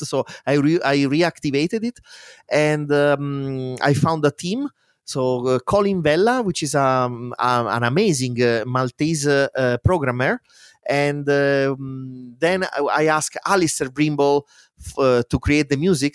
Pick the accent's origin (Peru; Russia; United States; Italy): Italy; Spoleto, Umbria; English is a second language; moved away as an adult; my hometown in Spoleto